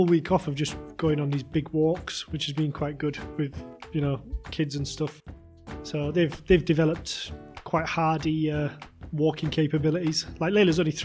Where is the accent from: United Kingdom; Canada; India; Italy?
United Kingdom; England; moved away; also born or lived in Japan; I'm English.